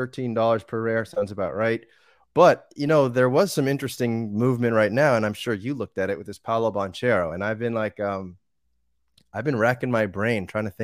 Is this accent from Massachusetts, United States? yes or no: yes; Boston, Massachusetts, United States; also born or lived in Argentina / Costa Rica; So I was born and raised in outside of Boston, Massachusetts, a suburb outside there. I then lived in different places.